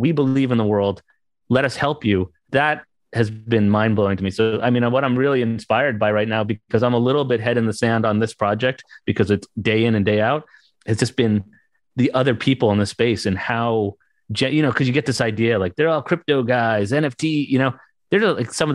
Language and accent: English; United States; I grew up right outside New York City